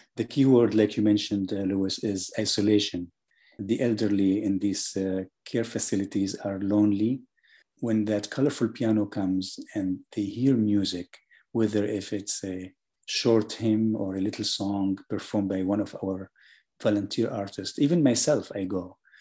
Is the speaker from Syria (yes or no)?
yes; Syria; also born or lived in Germany; now in Atlanta, United States; I was born in Germany, I was raised in Syria